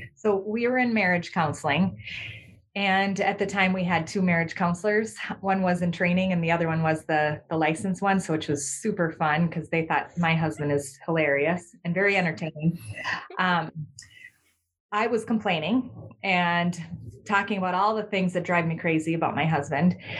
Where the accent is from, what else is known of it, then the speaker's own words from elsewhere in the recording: Minnesota, United States; I'm from Minnesota in the United States.